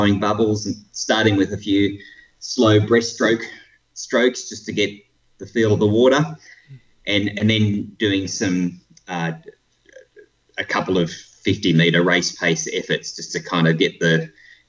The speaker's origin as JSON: {"language": "English", "area": "Blue Mountains", "region": "New South Wales", "country": "Australia", "tie": "born or raised there", "moved": "as an adult", "lives_now": "Melbourne, Australia", "said": "I grew up in the Blue Mountains in New South Wales and moved to Melbourne 20 years ago."}